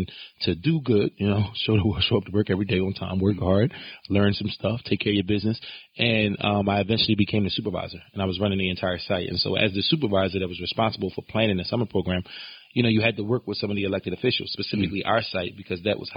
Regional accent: Philadelphia, Pennsylvania, United States; I grew up on Oak Lane

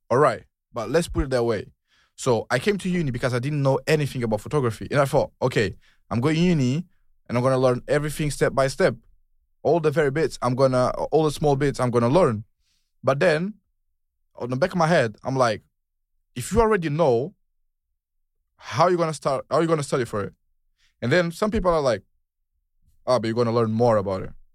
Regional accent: Portugal; moved away as an adult; now in United Kingdom; I'm from Portugal. In Portuguese, we say ….

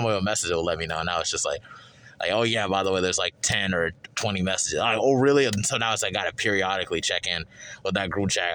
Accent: Charlotte, North Carolina, United States; I'm from Eastside Charlotte

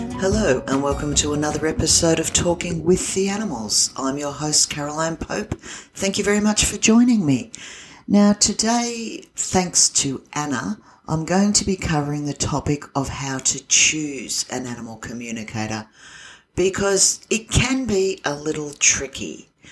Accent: Australia; I'm an Aussie

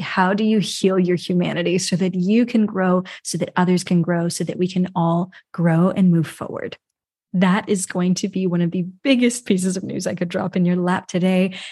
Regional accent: New York, United States; I'm from the U S, I was born in New York.

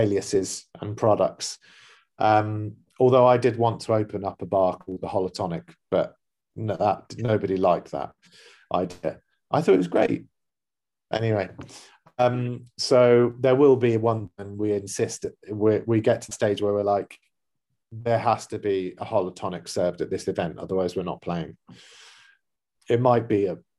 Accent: London, United Kingdom; now in Dubai, United Arab Emirates; a neighborhood that we grew up in or in London

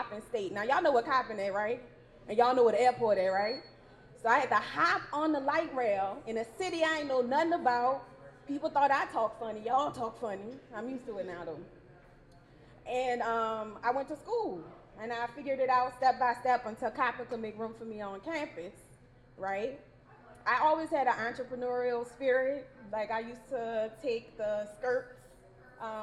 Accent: New Orleans, Louisiana, United States; now in Baltimore, United States; I'm originally from New Orleans, Louisiana. Yes, New Orleans

